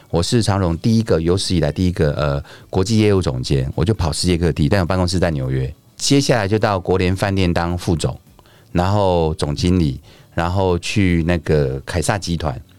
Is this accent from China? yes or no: no; Taichung, Taiwan; 我是来自台中的马来西亚人。